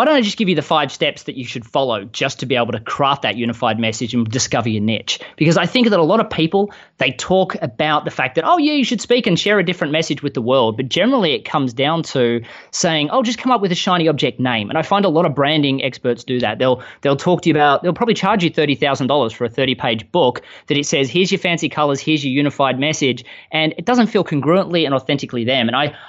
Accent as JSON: {"language": "English", "town": "Melbourne", "region": "Victoria", "country": "Australia", "tie": "born or raised there", "moved": "as an adult", "lives_now": "Austin, United States", "said": "I live in Austin, Texas, I'm not quite from around here. I grew up in Melbourne, Australia. In 2013, I spent the entire year traveling the world after some business successes in Australia and fell in love with a girl in America."}